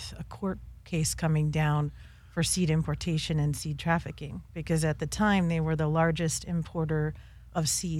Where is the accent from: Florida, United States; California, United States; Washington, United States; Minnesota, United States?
California, United States; also born or lived in Quebec; I'm a native Californian